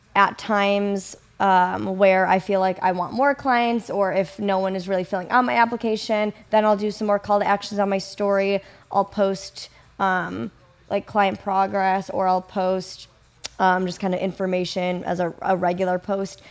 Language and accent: English; Kenosha, Wisconsin, United States; also born or lived in Madison, Wisconsin; I'm, I'm originally from, or grew up, for the most part, in Wisconsin, Kenosha